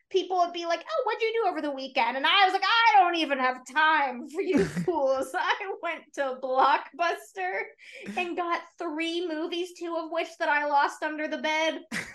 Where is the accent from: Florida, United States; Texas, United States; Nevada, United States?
Nevada, United States; Las Vegas; we used to have one in our neighborhood growing up in Vegas.